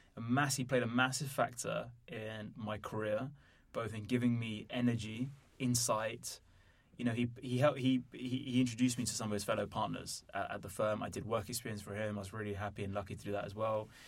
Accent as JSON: {"language": "English", "region": "London", "country": "United Kingdom", "tie": "born or raised there", "also_born_or_lived": "Netherlands", "said": "I was born in London, grew up here, also lived in the Netherlands."}